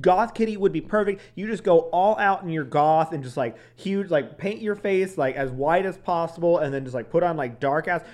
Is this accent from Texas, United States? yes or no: yes; Texas, United States; accent: Southern; growing up in Texas